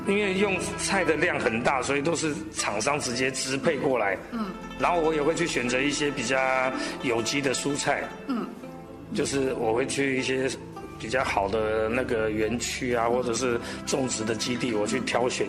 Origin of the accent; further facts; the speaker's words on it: Taipei, Taiwan; 然后就在台北嘛，台北的小孩子，然后从小就在台北长大